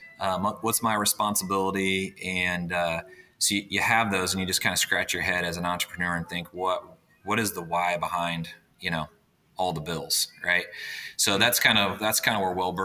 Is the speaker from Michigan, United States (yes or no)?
no; Indianapolis, Indiana, United States; I grew up in Indianapolis, Indiana, still here in Indianapolis as well